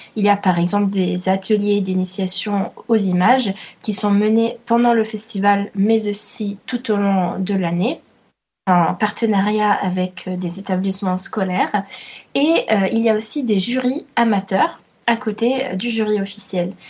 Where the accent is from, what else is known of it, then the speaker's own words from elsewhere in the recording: Italy; je suis italienne